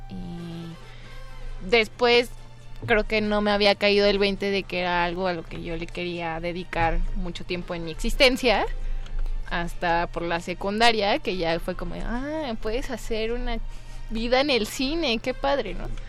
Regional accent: Morelia, Michoacán, Mexico; moved away as an adult; now in Mexico City, Mexico; yo soy de Morelia y ahorita ya tengo dos años viviendo aquí en Ciudad de México, pero también tuve la gran fortuna de crecer en la ciudad del festival

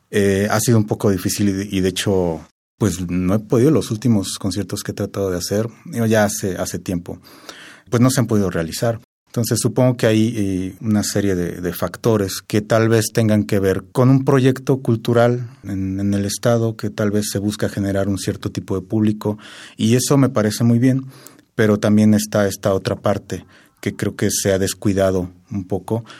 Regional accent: Querétaro, Mexico; yo soy de Querétaro y vivo allá actualmente

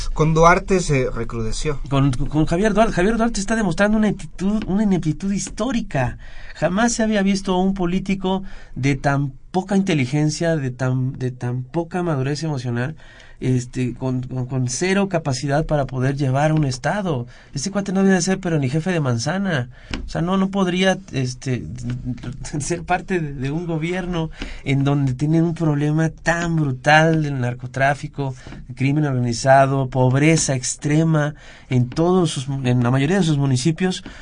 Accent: Veracruz, Mexico; soy jarocho

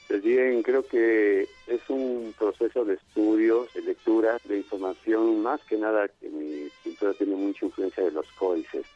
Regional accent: Oaxaca, Mexico; como oaxaqueño, como mexicano

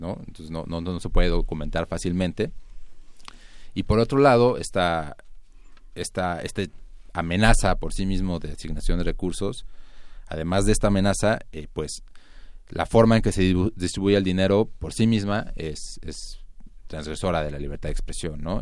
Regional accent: Mexico

